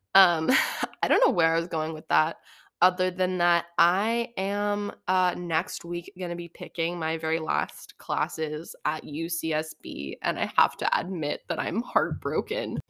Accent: Santa Barbara, California, United States; also born or lived in Oregon; I grew up in Santa Barbara

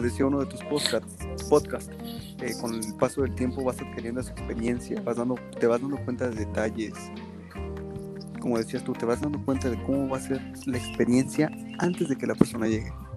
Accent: Cuernavaca, Morelos, Mexico; de donde yo soy, yo te, hablo de, de Morelos, de Cuernavaca, Morelos.

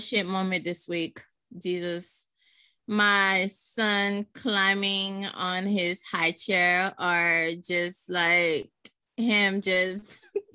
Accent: Orlando, Florida, United States; also born or lived in Haiti / Miami; now in Jacksonville, United States; Came to Miami and stayed in Orlando for a little bit

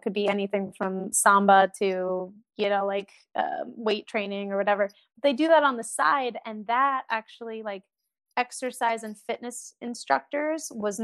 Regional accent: United States

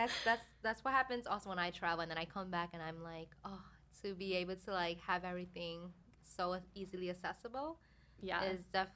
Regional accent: New York, United States; at least for me being a New Yorker, I can't be here like the whole year and not mm-hmm. not leave the city, you know.

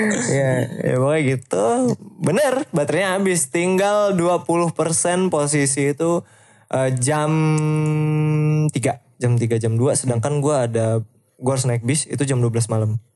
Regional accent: Indonesia; gue dari Indonesia

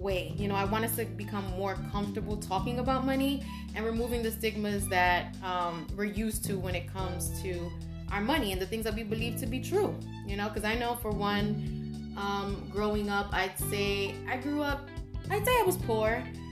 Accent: New York City, New York, United States; I grew up on Spofford Avenue, and it was across the street from a Spofford Juvenile Detention Center

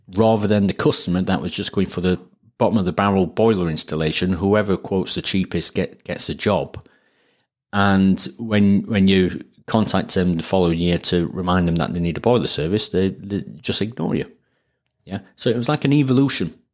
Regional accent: Sheffield, Yorkshire and the Humber, United Kingdom; accent: Sheffield; it's my Sheffield accent

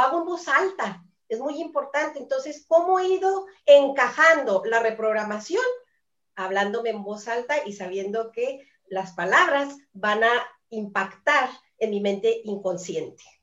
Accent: Chihuahua, Mexico; soy de Chihuahua, México

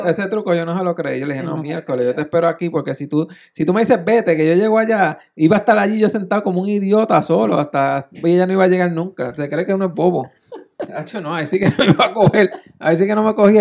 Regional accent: Naguabo, Puerto Rico; yo soy de Naguabo, yo viví en Naguabo

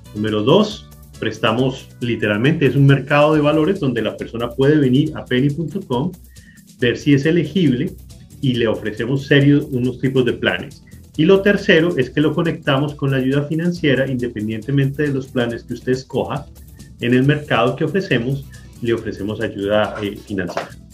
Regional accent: Manizales, Caldas, Colombia; now in Lancaster, United States; soy colombiano

